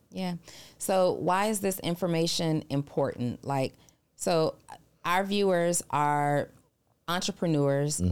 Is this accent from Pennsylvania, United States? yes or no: no; New Orleans, Louisiana, United States; moved away; I'm originally from New Orleans